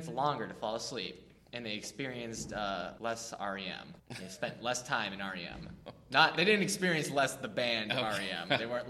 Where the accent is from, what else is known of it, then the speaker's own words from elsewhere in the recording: New England, United States; now in Wellsville, United States; I'm from New England.